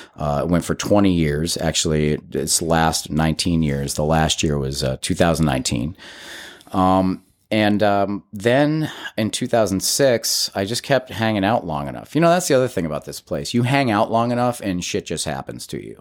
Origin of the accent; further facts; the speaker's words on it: Agawam, Massachusetts, United States; moved away as an adult; born and raised in Western Massachusetts. I was, uh, raised in a small town called Agawam